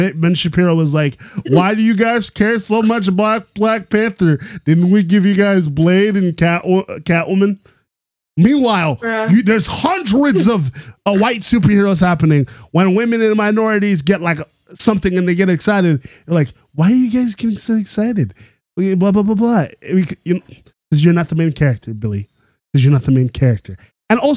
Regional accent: Canada; as a Canadian

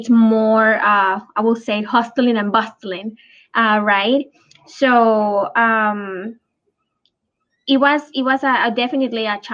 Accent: Puerto Rico; moved away as an adult; also born or lived in California; When I moved from Puerto Rico, that is when I'm actually was raised, to California

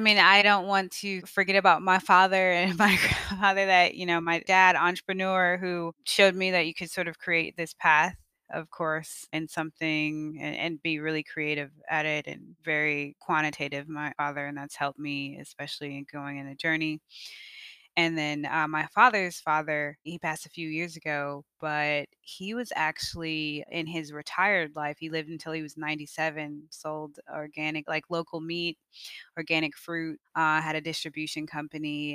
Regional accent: Evanston, Illinois, United States; moved away; I grew up in Evanston, Illinois, just right outside of Chicago

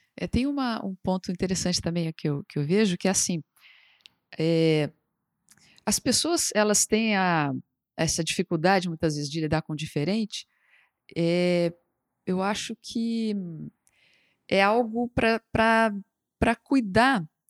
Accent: Brasília, Federal District, Brazil; Eu sou de Brasília, por exemplo, Brasília é uma cidade meio peculiar nesse sentido

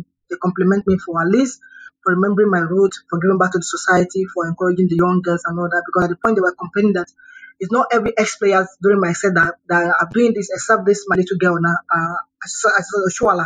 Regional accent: Lagos, Nigeria; I'm from Lagos State

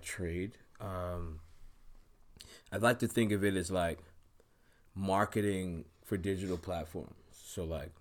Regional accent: New York City, New York, United States; now in Washington, D.C., United States; Originally from Brooklyn

